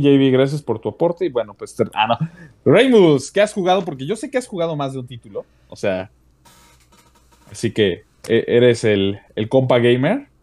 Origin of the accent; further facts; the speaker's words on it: Mexico; como mexicano uno siente, les digo, yo, yo siento bonito de ver mi país representado de buena manera